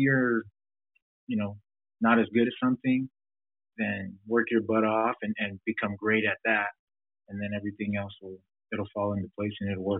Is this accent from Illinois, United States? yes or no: no; Provo, Utah, United States; growing up in Provo, Utah, there's not a lot of diversity.